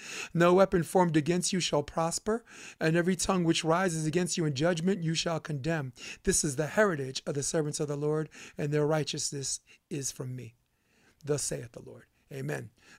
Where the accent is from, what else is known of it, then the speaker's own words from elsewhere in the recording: New York, United States; I'm a hater from New York, but I believe most people are good.